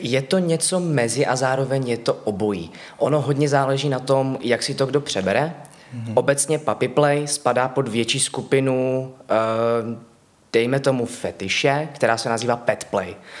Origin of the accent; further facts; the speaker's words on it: Ostrava, Moravian-Silesian Region, Czechia; moved away as an adult; now in Prague, Czech Republic; původně z Ostravy a ano. do Prahy jsem se přestěhoval krátce po tom, co jsem získal titul.